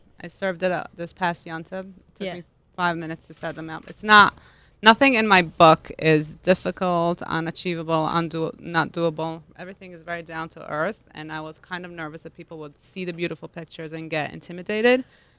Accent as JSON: {"language": "English", "town": "Lugano", "region": "Ticino", "country": "Switzerland", "tie": "born or raised there", "said": "I grew up in Lugano, Switzerland. That's on the border with Italy. It's literally a 15-minute bike ride, I should say, to the border."}